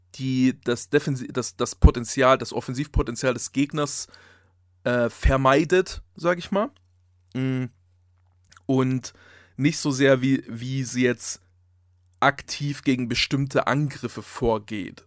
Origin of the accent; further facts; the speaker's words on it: Saxony, Germany; ich bin Sachse